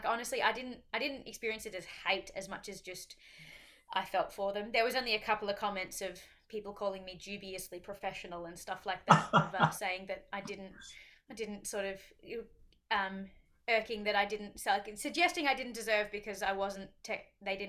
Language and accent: English; Australia; as an Aussie over there, especially an Aussie that does not live in the mountains